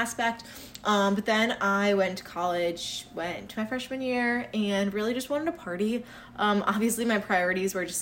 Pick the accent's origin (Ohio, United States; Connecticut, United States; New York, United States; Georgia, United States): Connecticut, United States; We grew up here kind of like our whole lives